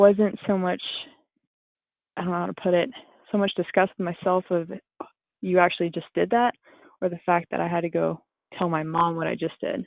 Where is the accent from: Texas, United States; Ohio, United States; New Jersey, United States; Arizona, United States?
Texas, United States; New Braunfels; I grew up in New Braunfels, Texas